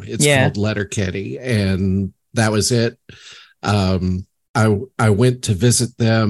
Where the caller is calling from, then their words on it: South Carolina, United States; South Carolina.